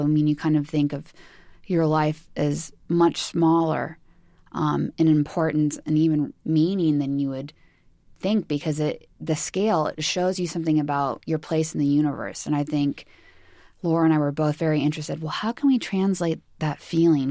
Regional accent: California, United States; growing up in California

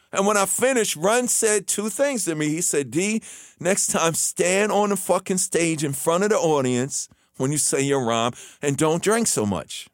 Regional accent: New York City, New York, United States; when I was a kid growing up in Queens

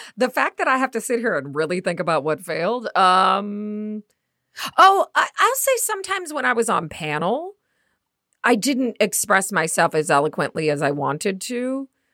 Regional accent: Midwest, United States; accent: Midwest; my Midwest accent

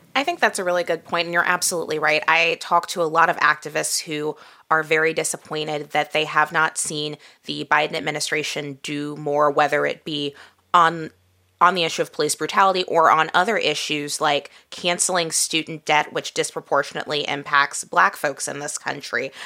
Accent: Midwest, United States; I grew up in the Midwest

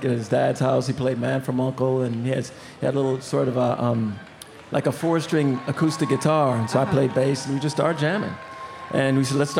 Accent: Minneapolis, Minnesota, United States; growing up in Minneapolis, the radio is amazing

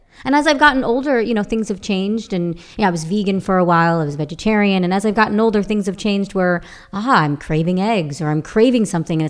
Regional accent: Long Island, New York, United States; moved away; as a little child growing up in Long Island, New York, with an Italian family

